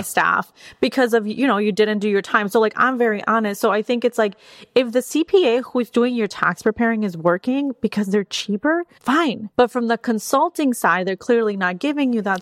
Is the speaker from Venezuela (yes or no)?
no; Mexico; also born or lived in Wisconsin; now in Austin, United States; I was born and raised in Mexico